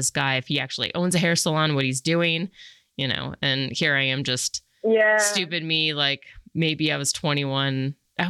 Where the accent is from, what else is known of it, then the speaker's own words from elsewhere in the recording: Colorado, United States; moved away as an adult; also born or lived in New York City; I'm from Colorado and there's not a lot of diversity.